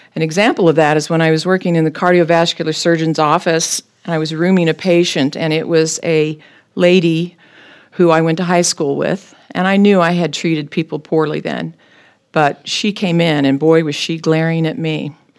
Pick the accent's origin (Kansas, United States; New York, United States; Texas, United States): Kansas, United States; Topeka; I was born and raised in Topeka